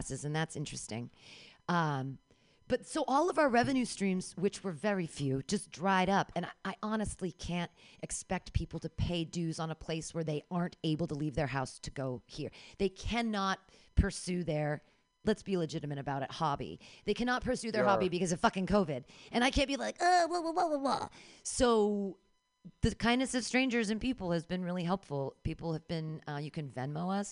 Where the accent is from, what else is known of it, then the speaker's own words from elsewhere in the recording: Danville, California, United States; now in San Francisco, United States; I grew up in Danville